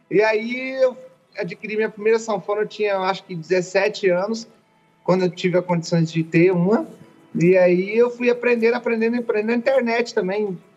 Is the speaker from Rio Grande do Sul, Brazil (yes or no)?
no; Imburana, Espírito Santo, Brazil; now in Goiânia, Brazil; Eu, eu sou do interior do Espírito Santo, chamo Imburana, é, é um distrito de Ecoporanga. E eu vim para Goiânia em 2014 e não deu muito certo, eu acabei voltando para minha cidade.